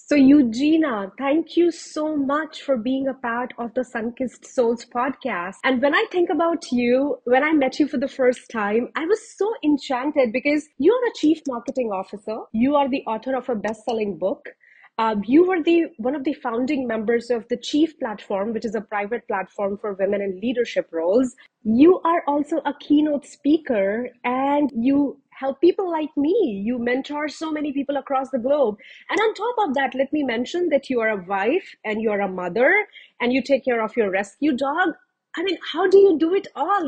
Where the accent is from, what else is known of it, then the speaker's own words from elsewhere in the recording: India; moved away as an adult; now in Canada; I moved back from Canada to India to get married